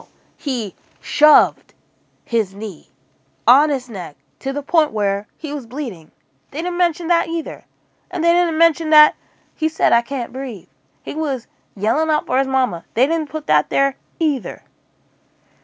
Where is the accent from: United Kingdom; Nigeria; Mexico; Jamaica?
Jamaica; accent: Jamaican; my Jamaican accent